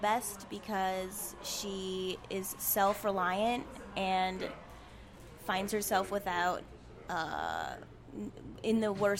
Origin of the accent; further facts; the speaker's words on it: Iowa, United States; moved away; I'm from the Midwest. I'm from Iowa.